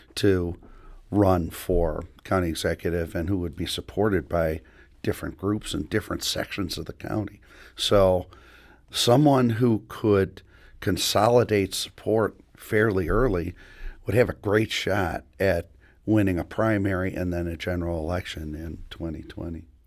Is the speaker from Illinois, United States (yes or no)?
yes; Illinois, United States; now in St. Louis, United States; Illinois, my home state